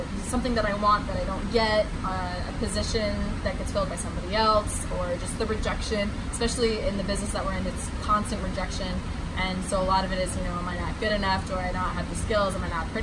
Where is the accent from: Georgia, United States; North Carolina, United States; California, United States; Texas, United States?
North Carolina, United States; now in New York, United States; I've lived in New York for about 5 years, but I'm originally from North Carolina, and that's where I call home right now